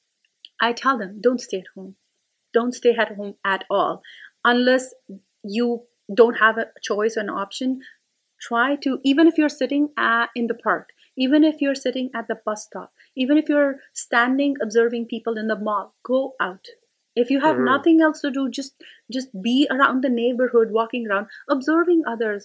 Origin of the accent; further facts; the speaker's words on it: India; moved away; I'm still an Indian parent.